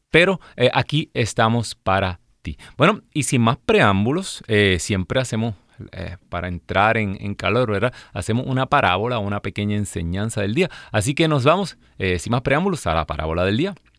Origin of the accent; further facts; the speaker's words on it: Ciales, Puerto Rico; cuando yo estaba en primer grado, imagínese, de las hijas de María Auxiliadora, allá en, en el colegio de mi pueblo de Ciales, Puerto Rico